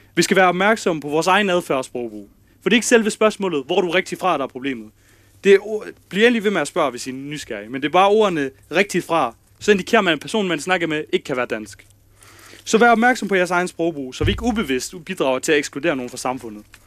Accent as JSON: {"language": "Danish", "town": "Kolding", "region": "Southern Denmark", "country": "Denmark", "tie": "born or raised there", "said": "Jeg er fra Danmark, jeg er fra Kolding. Øh, jeg er født i Kolding."}